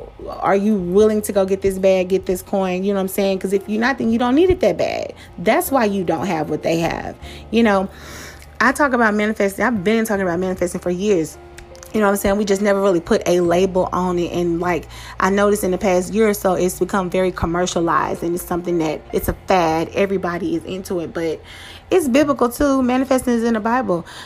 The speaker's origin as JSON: {"language": "English", "town": "Pleasant Grove", "country": "United States", "tie": "born or raised there", "said": "I grew up in Pleasant Grove, you know what I'm saying? The projects of Pleasant Grove"}